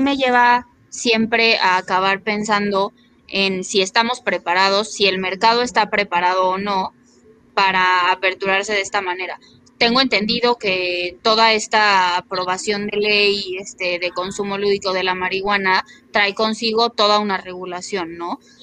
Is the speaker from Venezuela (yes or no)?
no; Mexico; somos un país que se caracteriza por el narcotráfico